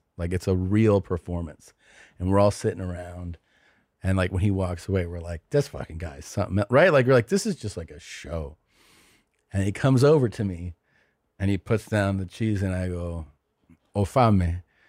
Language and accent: English; El Salvador; I'm from Salvador. So I was like, oh, it sounds like an Italian town.